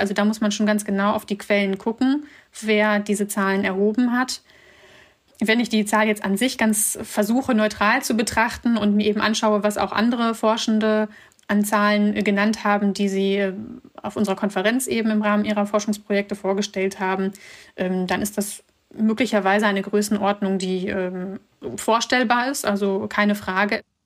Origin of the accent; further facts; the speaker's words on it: Germany; also born or lived in Bishkek, Kyrgyzstan; aufgewachsen bin ich in Deutschland eher in einer ländlichen Region